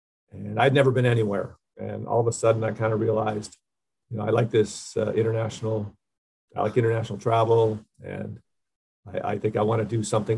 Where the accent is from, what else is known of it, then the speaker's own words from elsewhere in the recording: Canada; I grew up in a pretty small town and had never traveled anywhere, really. I've been to the United States a couple of times. I'm from Canada.